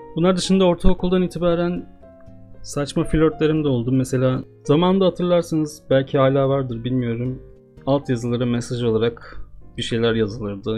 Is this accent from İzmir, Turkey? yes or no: no; Istanbul, Turkey; Doğup büyüdüğüm şehirde